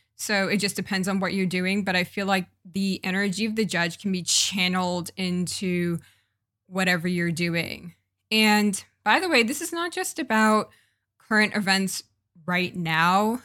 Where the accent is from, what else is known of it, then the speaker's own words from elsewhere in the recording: United States; also born or lived in Jamaica; as a Jamaican American woman